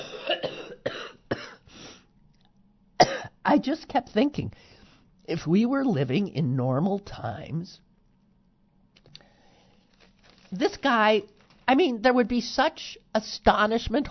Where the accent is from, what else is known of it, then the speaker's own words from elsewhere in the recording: United States; I'm an American.